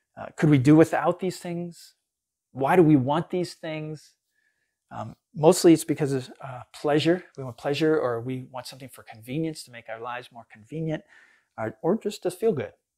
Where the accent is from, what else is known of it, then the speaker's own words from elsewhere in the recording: United States; as American Christians